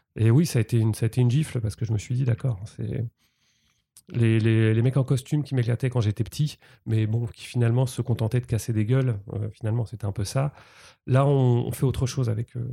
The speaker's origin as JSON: {"language": "French", "town": "Rouen", "region": "Normandy", "country": "France", "tie": "born or raised there", "moved": "as an adult", "said": "je suis né à Rouen euh, j'ai 45 ans, j'ai passé 20 ans en Normandie"}